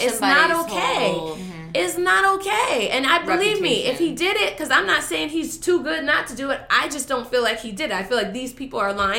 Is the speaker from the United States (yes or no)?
yes; Los Angeles, California, United States; we grew up in the Valley